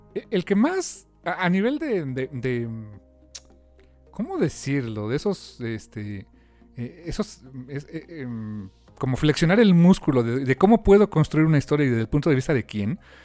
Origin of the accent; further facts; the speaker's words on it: Mexico; nosotros como mexicanos